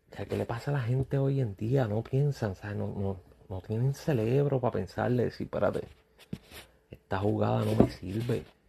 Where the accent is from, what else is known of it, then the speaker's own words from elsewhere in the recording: Puerto Rico; siendo uno puertorriqueño